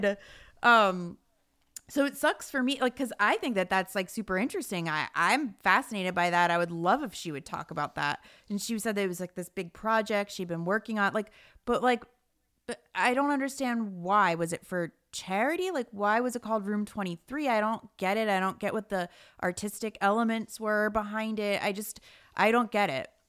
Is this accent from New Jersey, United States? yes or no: yes; New Jersey, United States; I'm from Jersey